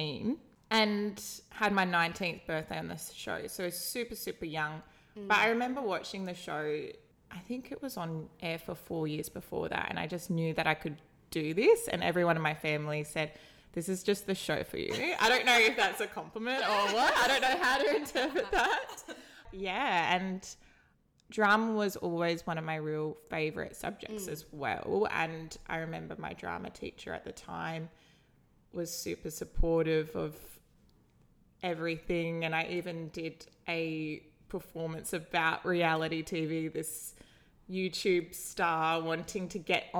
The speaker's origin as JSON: {"language": "English", "town": "Bunbury", "region": "Western Australia", "country": "Australia", "tie": "born or raised there", "said": "I live in my hometown of Bunbury"}